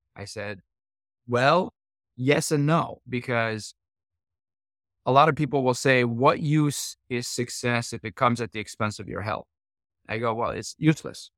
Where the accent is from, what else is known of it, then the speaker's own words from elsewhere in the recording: Iran; now in United States; I was born in Iran, and, uh, this is, uh, the early seventies